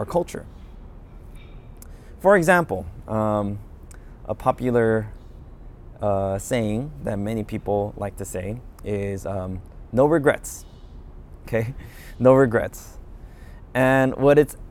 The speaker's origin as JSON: {"language": "English", "country": "United States", "said": "I'm Korean American, so I'm familiar with Korean culture"}